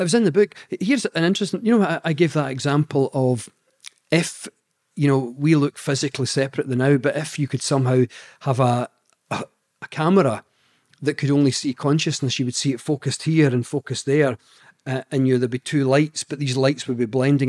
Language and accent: English; Scotland, United Kingdom; accent: Scottish; my Scottish accent